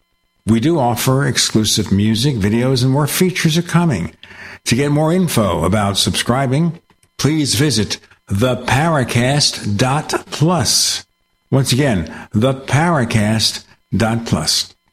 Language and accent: English; New York City, New York, United States; moved away as an adult; I grew up in New York City where we had plenty of public transportation.